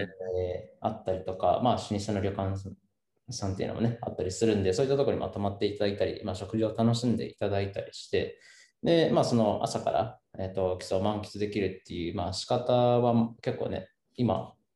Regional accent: Seki, Gifu, Japan; moved away as an adult; now in Kiso, Japan; 僕もたッくもその岐阜県の、まあ、関市の、まあ、山奥の出身

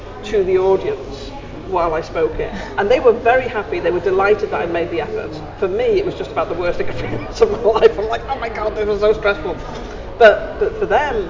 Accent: Anglesey, North Wales, United Kingdom; moved away; also born or lived in Stockport / Watford; I'm Welsh, right? So I was born and brought up on Anglesey in North Wales. Spent a year or two out of it, but most of the time was Anglesey, North Wales

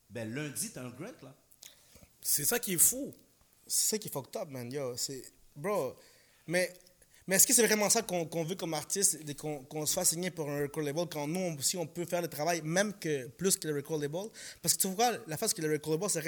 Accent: Ecuador; now in Canada; Je dis même pas mon pays d'origine. Moi, je viens de l'Équateur. Mais chaque fois qu'on me demande, tu viens d'où Je viens du Canada.

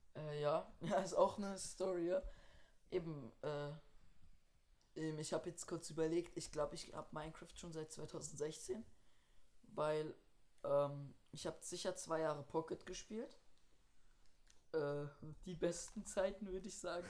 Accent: Switzerland; bei uns in der Schweiz

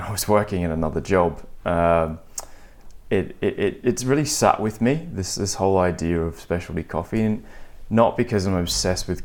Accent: Australia; also born or lived in New York; now in London, United Kingdom; being an Australian, you kind of grow up drinking good coffee

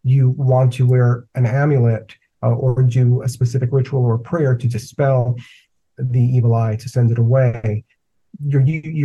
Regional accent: New York City, New York, United States; I grew up in the Bronx in a very, you know, typical sort of two-family house

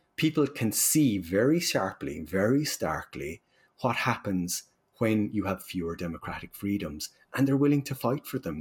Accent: Ireland; accent: Irish; as you can tell from my accent, I'm from Ireland

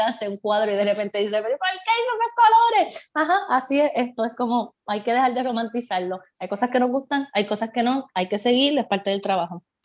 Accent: Puerto Rico; accent: Puerto Rican; moved away; te presentan como puertorriqueña

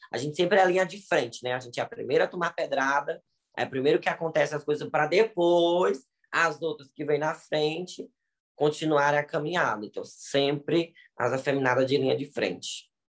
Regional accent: Ceará, Brazil; now in Bahia, Brazil; eu sou do Ceará, mas moro na Bahia, 25 anos

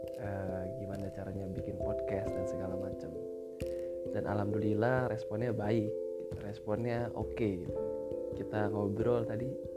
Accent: Sukabumi, West Java, Indonesia; moved away as an adult; now in Egypt; Di Sukabumi, gua lahir di Sukabumi.

